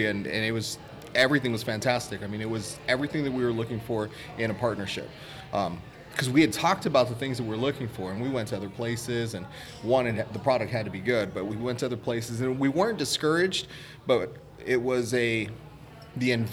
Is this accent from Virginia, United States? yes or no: no; Phoenix, Arizona, United States; we're both from West Phoenix, and I was from Central Phoenix early on